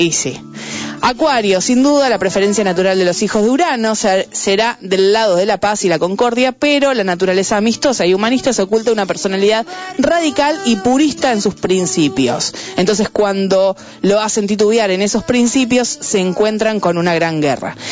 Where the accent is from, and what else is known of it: Buenos Aires, Argentina; born or raised there